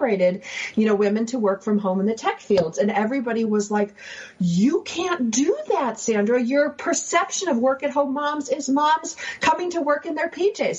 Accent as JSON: {"language": "English", "town": "Buffalo", "region": "New York", "country": "United States", "tie": "born or raised there", "said": "we grew up in Buffalo where we're playing hockey all the time"}